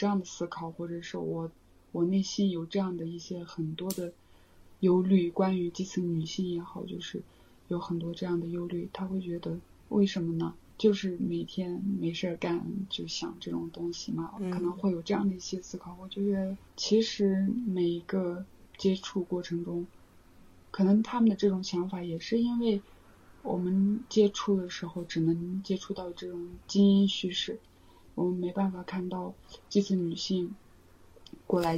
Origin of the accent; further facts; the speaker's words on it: Huangcaogou, China; 我的家乡黄草沟，在老家的人之外，没有人会知道的一个地方。